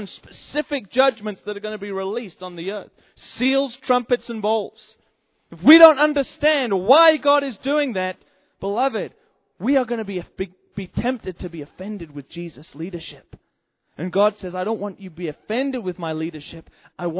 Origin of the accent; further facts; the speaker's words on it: England, United Kingdom; now in United States; I'm from England, incidentally. That's where I come from originally.